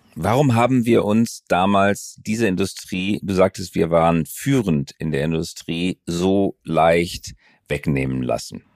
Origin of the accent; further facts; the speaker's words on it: Germany; wir Deutsche